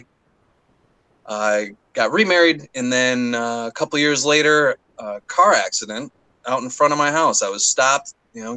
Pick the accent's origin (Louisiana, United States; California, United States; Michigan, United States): Michigan, United States; Southeast; also born or lived in Detroit; I grew up in Michigan, Southeast Michigan, little town